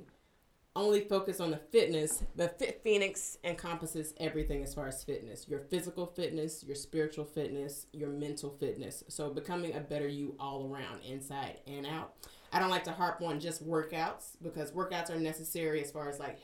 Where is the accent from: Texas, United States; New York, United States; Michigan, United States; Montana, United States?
Texas, United States; moved away as an adult; also born or lived in Dallas; now in Los Angeles, United States; I'm originally from Texas. I was in Dallas where the commercial market is big